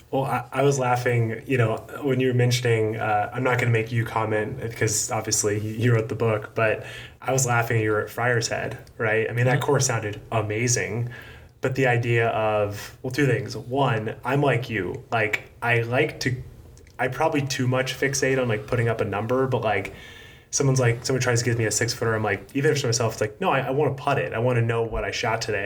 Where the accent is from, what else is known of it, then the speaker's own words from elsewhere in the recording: Atlanta, Georgia, United States; moved away; I grew up in Atlanta